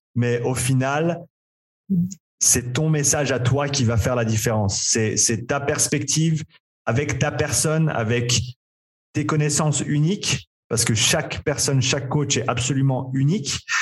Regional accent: Nyon, Vaud, Switzerland; moved away as an adult; also born or lived in Vancouver, Canada / Australia; j'ai grandi ici à Nyon en Suisse.

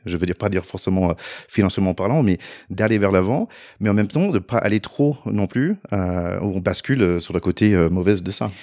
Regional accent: United States; French is a second language; moved away as an adult; also born or lived in Paris, France / Haut-Doubs, France; now in France; j'ai grandi aux États-Unis

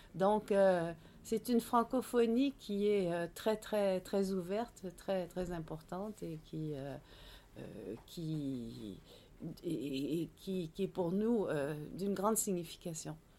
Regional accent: Quebec, Canada

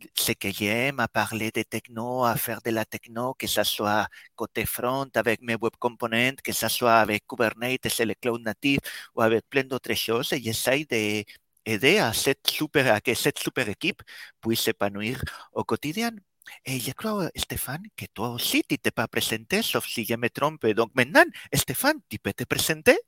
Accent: Spain; accent: Spanish; French is a second language; moved away as an adult; now in Brittany, France; Le petit accent que vous arriverez peut-être à percevoir si vous vous concentrez Bien du fait que je suis espagnol et malgré avoir vécu déjà plus de la moitié de ma vie en Bretagne, à la pointe de la Bretagne, l'accent ne part pas.

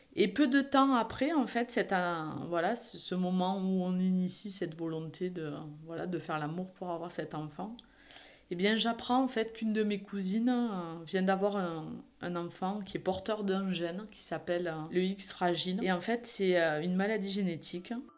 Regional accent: Perpignan, Occitania, France; accent: Perpignan; moved away as an adult; also born or lived in Montpellier; Je suis originaire du sud de la France, à Perpignan exactement

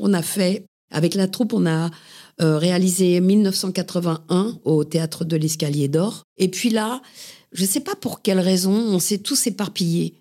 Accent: Paris, Île-de-France, France; j'ai grandi à Paris. Je suis vraiment une titi parisienne, euh, montmartroise

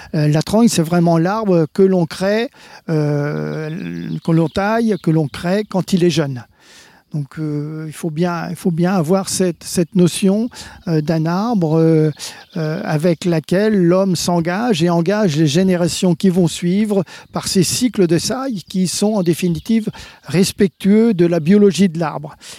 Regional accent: France; chez nous en France

